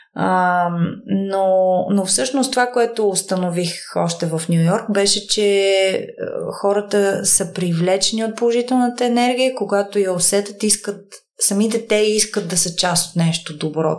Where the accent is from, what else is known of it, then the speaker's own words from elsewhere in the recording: Bulgaria; moved away as an adult; also born or lived in New York, United States; аз съм от България